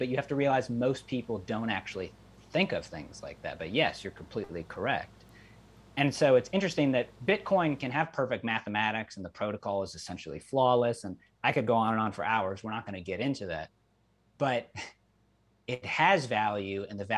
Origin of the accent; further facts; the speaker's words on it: Cleveland, Ohio, United States; I'm from Cleveland